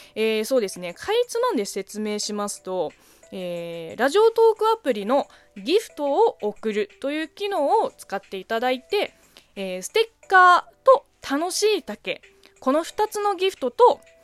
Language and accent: Japanese; China; Japanese is a second language; moved away as an adult; now in Japan; 中国生まれ中国育ち